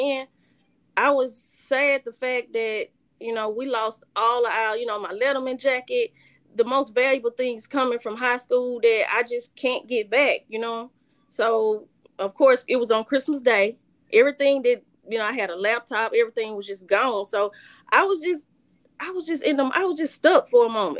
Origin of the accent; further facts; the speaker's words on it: Coldwater, United States; also born or lived in Queen County; We moved to Coldwater when I was 3 years old.